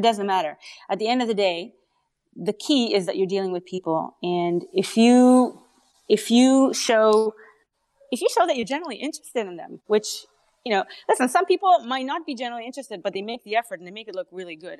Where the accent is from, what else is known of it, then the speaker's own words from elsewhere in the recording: Canada; accent: Canadian; also born or lived in Israel; I'm Canadian. so, um, yeah, Israeli and then Canadian. Um, but I can't I can't shake off the accent